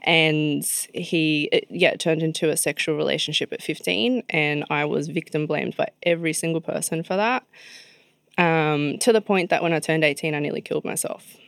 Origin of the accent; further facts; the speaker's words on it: Sydney, New South Wales, Australia; grew up in Mascot, um, which is in Sydney